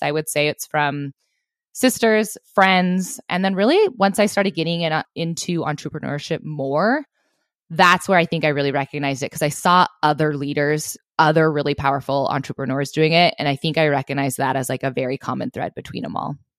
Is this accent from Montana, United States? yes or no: yes; Southwest Montana, United States; I grew up in Southwest Montana